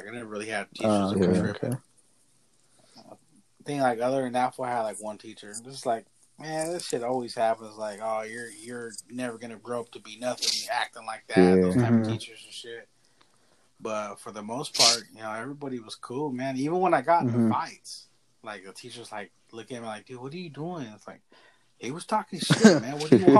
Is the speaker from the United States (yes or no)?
yes; Tioga, United States; born there; Remember the whole last week of summer, because it was when I was born in Tioga. We'd ride the bus from Tioga.